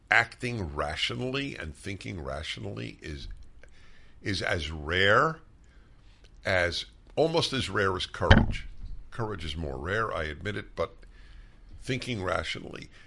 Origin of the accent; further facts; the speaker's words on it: New York City, New York, United States; also born or lived in Brooklyn; I grew up in New York